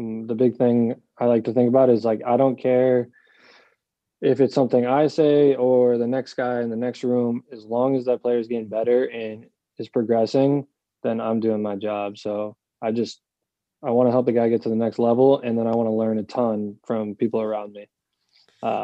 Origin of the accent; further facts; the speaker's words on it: Rhode Island, United States; my hometown in Rhode Island